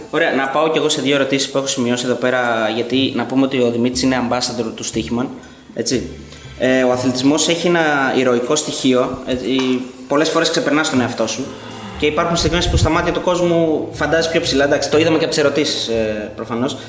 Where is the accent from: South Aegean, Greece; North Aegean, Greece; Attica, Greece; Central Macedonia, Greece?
Central Macedonia, Greece; Thessaloniki; εμεί είμαστε από Θεσσαλονίκη